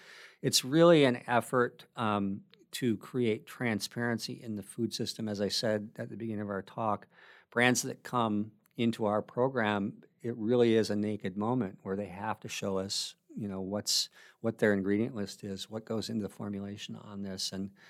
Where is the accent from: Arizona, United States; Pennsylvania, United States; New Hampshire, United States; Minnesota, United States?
Minnesota, United States; now in Bellingham, United States; I moved to Bellingham from the Midwest. And I think it's probably a well-known secret that everybody in Minnesota loves, the three things about Washington that Minnesotans love, there's two things that we do have that we love about here